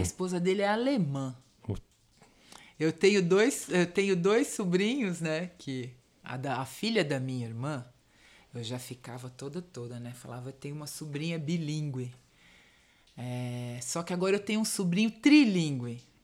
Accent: São Paulo, Brazil; also born or lived in Diadema; Eu sou do Ipiranga

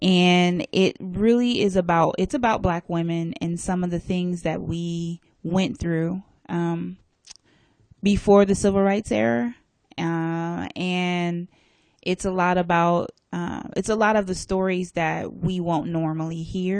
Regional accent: Alaska, United States; I grew up in Alaska, so you can imagine the type of education I got on my Black history, much less as a Black woman

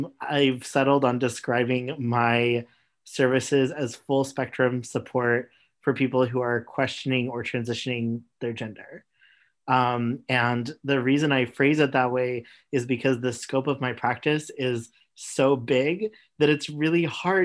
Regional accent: Missouri, United States; also born or lived in Oklahoma; I grew up in Missouri and Oklahoma, and my family was very conservative Christian.

